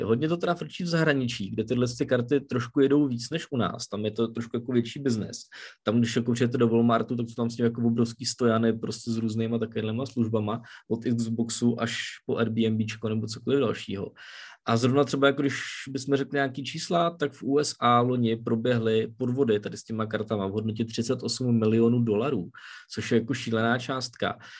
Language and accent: Czech; Czechia; u nás v Čechách to známe